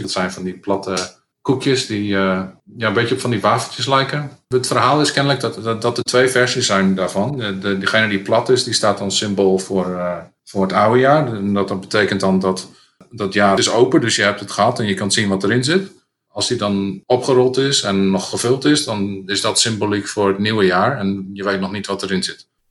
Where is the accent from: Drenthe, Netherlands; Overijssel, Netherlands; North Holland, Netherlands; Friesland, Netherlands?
Drenthe, Netherlands; mijn jeugd in Drenthe is dat het gewoon veel. Ik ben opgegroeid in een klein dorp